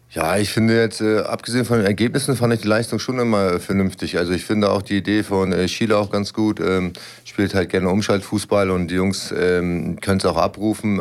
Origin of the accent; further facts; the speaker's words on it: Lübeck, Schleswig-Holstein, Germany; moved away as an adult; now in Braunschweig, Germany; ich kam damals aus meiner Heimatstadt, habe eine neue Heimat kennengelernt